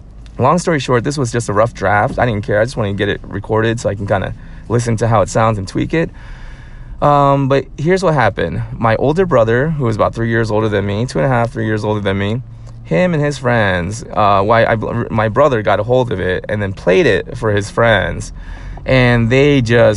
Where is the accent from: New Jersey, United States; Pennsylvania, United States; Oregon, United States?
New Jersey, United States; moved away; also born or lived in Atlanta; I grew up in New Jersey